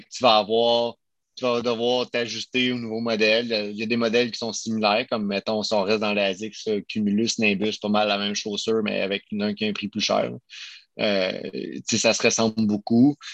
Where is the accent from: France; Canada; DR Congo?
Canada; Quebec; on est des Québécois, on est une entreprise québécoise, canadienne